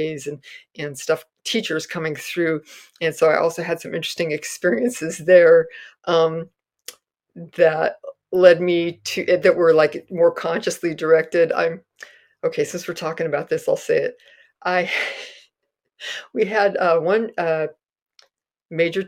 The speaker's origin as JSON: {"language": "English", "town": "Castro Valley", "region": "California", "country": "United States", "tie": "born or raised there", "said": "growing up in Castro Valley"}